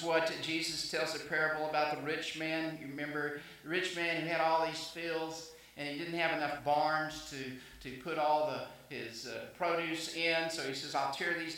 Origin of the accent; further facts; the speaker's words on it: El Dorado, Arkansas, United States; In my hometown, I call it my hometown, El Dorado, Arkansas